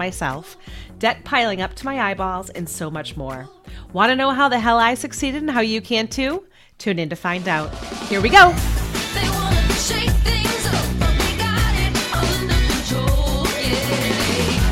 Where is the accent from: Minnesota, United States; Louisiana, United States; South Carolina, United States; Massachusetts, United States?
Massachusetts, United States; Boston; I'm from Boston area